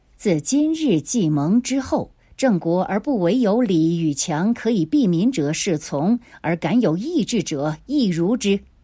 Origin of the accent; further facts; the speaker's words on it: Nanchang, Jiangxi, China; 我们南昌人还是很爱干净的